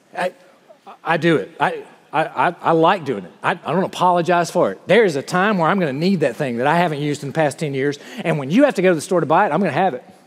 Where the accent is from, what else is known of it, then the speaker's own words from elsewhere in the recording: the South, United States; moved away as an adult; I'm from the South and this is what we